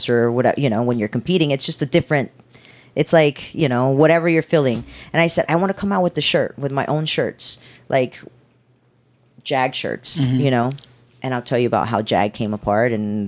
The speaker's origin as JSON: {"language": "English", "town": "Houston", "region": "Texas", "country": "United States", "tie": "born or raised there", "also_born_or_lived": "Mexico", "said": "I grew up in Houston, Texas"}